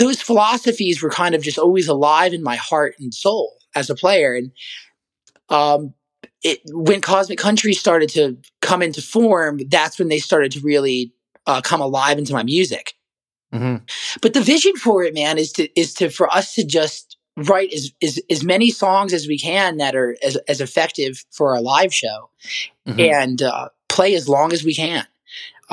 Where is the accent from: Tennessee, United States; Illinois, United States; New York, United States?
Tennessee, United States; Nashville; I'm from Nashville